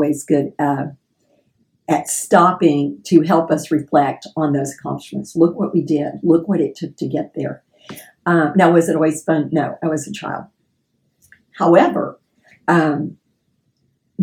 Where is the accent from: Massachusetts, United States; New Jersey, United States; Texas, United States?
Texas, United States; Houston; I was born and raised in Fairbanks, Texas